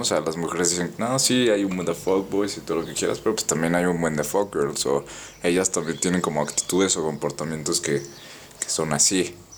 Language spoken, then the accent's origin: Spanish; Mexico